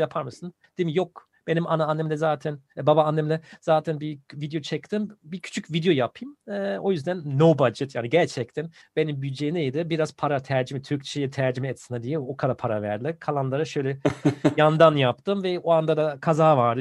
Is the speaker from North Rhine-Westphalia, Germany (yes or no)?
yes; Bonn, North Rhine-Westphalia, Germany; Turkish is a second language; moved away as an adult; now in Turkey; Ben Bon'da doğdum